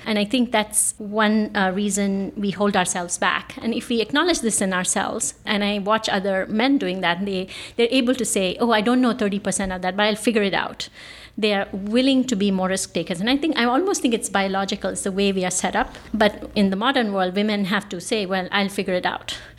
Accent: Bangalore, Karnataka, India; moved away as an adult; now in San Francisco Bay Area, United States; I was born in Bangalore, India. I now live in the San Francisco Bay Area.

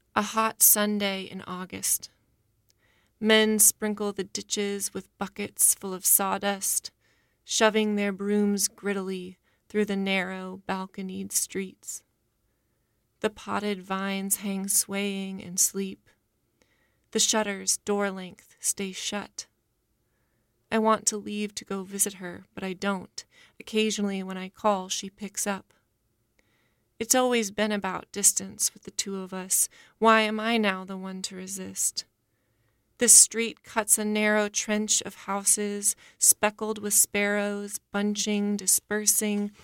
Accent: Portland, Maine, United States; moved away as an adult; now in New Orleans, United States; I'm originally from Portland, Maine. I've been living in New Orleans for seven years

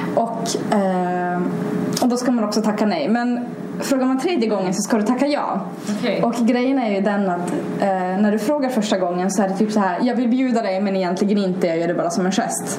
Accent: Haparanda, Norrbotten County, Sweden; first language Swedish and Russian; jag är 20 år och jag kommer från Haparanda

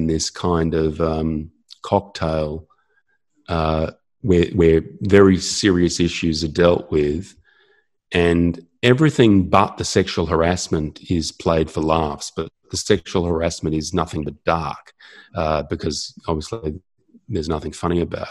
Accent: Australia; I'm Australian

